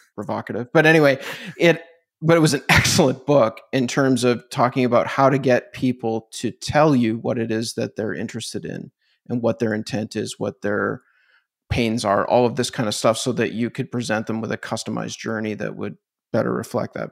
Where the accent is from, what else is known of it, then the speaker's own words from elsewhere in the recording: Canada; I'm Canadian